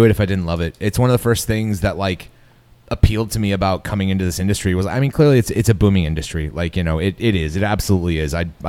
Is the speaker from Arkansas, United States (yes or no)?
no; West Michigan, United States; I'm from West Michigan.